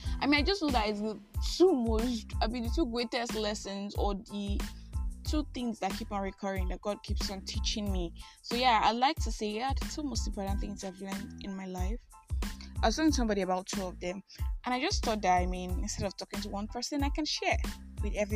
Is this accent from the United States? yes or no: no; Nigeria; I am that Nigerian